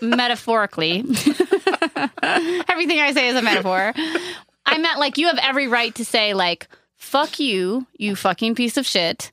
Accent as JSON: {"language": "English", "region": "upstate New York", "country": "United States", "said": "I'm from upstate New York where there are leaves and trees"}